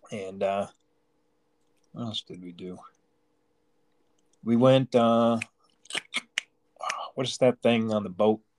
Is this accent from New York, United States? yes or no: yes; Long Island, New York, United States; now in Pennsylvania, United States; originally from Long Island.